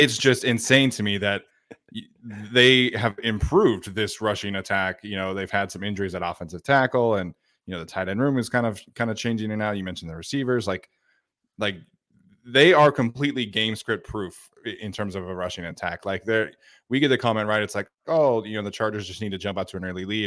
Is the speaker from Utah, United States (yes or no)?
yes; Utah, United States; now in California, United States; I grew up in Utah, and the thing I absolutely miss the most about living in Utah